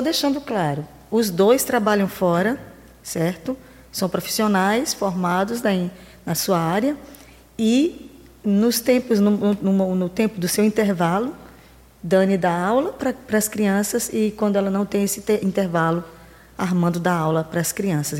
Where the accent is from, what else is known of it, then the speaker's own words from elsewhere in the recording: interior of Maranhão, Brazil; eu sou do interior do Maranhão